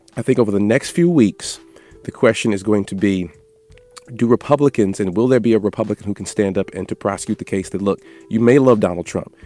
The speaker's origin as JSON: {"language": "English", "town": "Louisville", "region": "Kentucky", "country": "United States", "tie": "born or raised there", "said": "my home state of Louisville, Kentucky"}